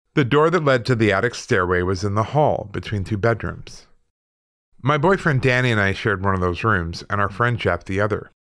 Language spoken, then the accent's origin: English; Canada; moved away; also born or lived in Manitoba / Alberta; I'm Canadian